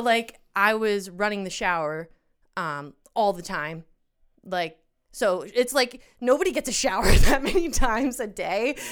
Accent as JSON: {"language": "English", "region": "Pennsylvania", "country": "United States", "tie": "born or raised there", "said": "We grew up in Pennsylvania, and I am going to be moving to Colorado as of this weekend."}